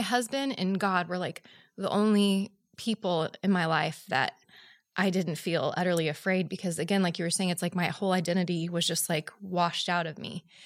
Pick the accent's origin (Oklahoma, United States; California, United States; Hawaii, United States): Oklahoma, United States; Oklahoma City; moved away; I'm from Oklahoma City